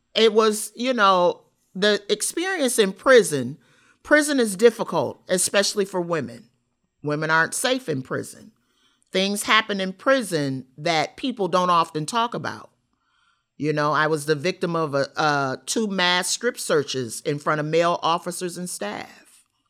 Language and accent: English; Rockford, Illinois, United States; I grew up in Rockford, Illinois, Fairgrounds Housing Project.